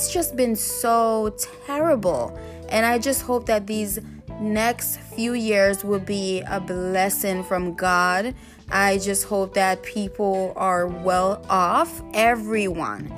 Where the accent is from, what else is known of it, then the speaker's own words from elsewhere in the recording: Jamaica; I'm Jamaican myself